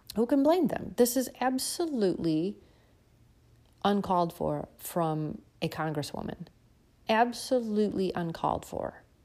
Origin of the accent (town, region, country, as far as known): United States